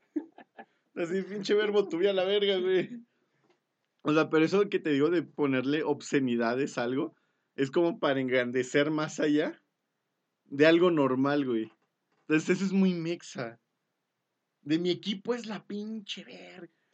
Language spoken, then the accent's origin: Spanish; Mexico